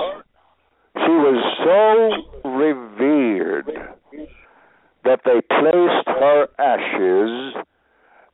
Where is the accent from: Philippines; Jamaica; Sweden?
Sweden; moved away; I was born in Sweden